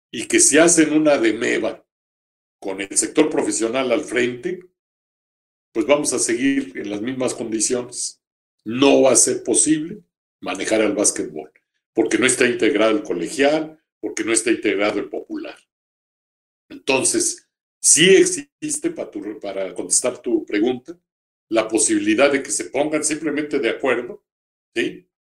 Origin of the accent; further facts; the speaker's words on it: Mexico; nosotros somos mexicanos 125 aquí y 35 allá.